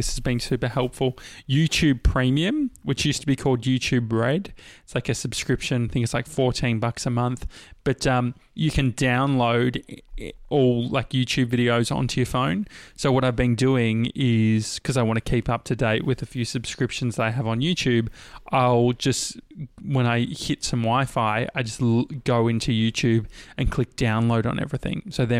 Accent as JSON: {"language": "English", "area": "near Dandenong", "region": "Victoria", "country": "Australia", "tie": "born or raised there", "said": "I grew up near Dandenong."}